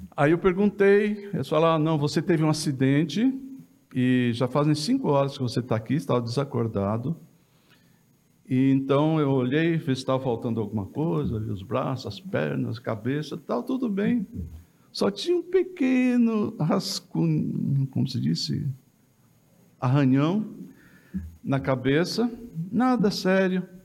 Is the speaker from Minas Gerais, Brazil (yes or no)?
yes; Jacuí, Minas Gerais, Brazil; eu sou de Minas Gerais, aqui do sul de Minas, entre Guaxupé e Passos. Tem uma cidade no meio que chama Jacuí.